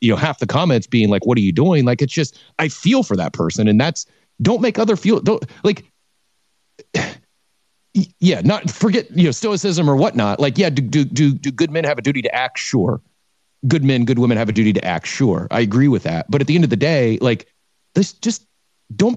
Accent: Midwest, United States; I grew up in the Midwest too

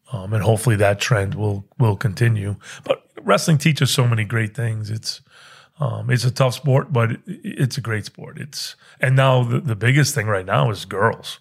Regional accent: New England, United States; moved away as an adult; also born or lived in Pennsylvania; I grew up in New England

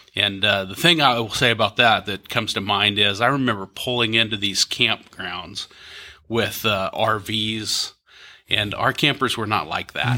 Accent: Topeka, Kansas, United States; now in Kansas City, United States; I grew up in Topeka, so just down the road

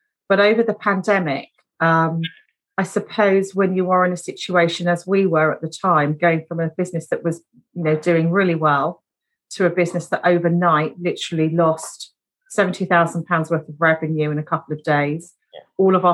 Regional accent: Brighton, South East England, United Kingdom; I was born down in Brighton, which is a coastal city

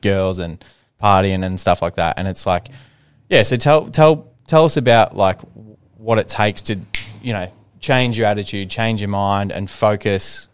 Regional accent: Ballarat, Victoria, Australia; my group of friends that I grew up with in Ballarat

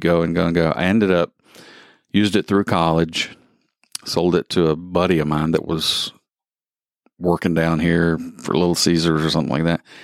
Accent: the South, United States; moved away; I grew up in the South

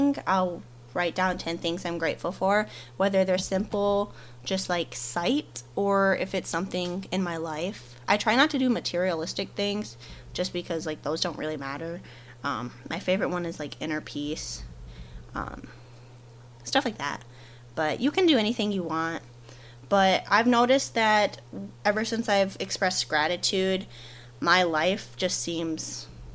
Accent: Michigan, United States; moved away; I'm originally from Michigan

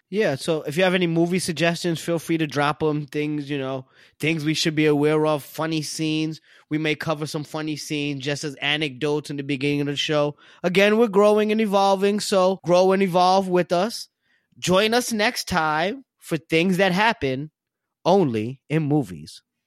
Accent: New York City, New York, United States; I'm just from Brooklyn

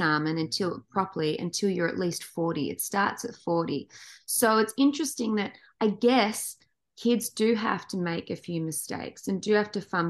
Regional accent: Australia; moved away as an adult; now in Los Angeles, United States; we grew up in Australia

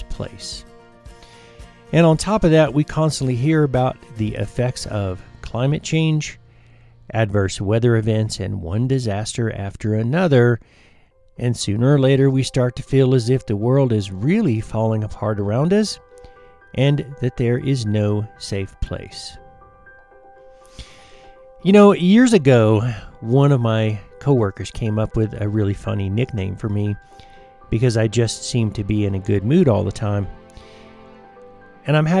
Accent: United States; my home country, which is the United States

